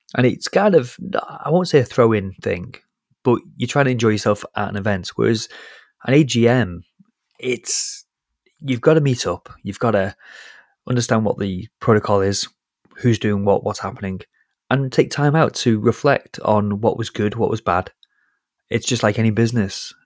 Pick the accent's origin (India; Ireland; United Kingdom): United Kingdom; I'm British